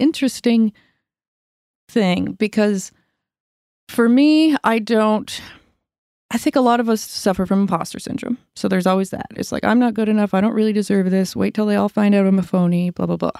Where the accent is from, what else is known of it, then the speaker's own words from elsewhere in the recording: Yarmouth, Nova Scotia, Canada; moved away; I grew up in Yarm-, Yarmouth, Nova Scotia, South Shore of Nova Scotia